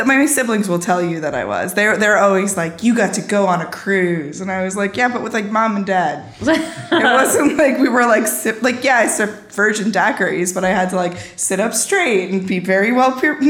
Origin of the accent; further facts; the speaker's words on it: Garden City, New York, United States; I grew up in Garden City on Long Island.